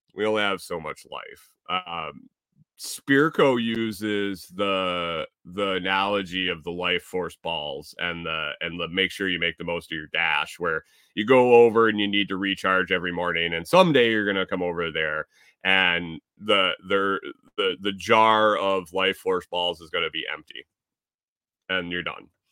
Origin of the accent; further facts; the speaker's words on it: Eastern time zone, Eastern US, United States; when I grew up in Eastern